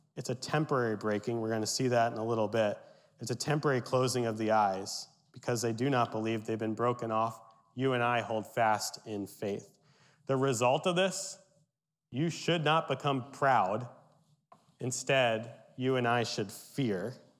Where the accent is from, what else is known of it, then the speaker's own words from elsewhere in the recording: Berks County, Pennsylvania, United States; My Pennsylvania Dutch heritage, I grew up in Berks County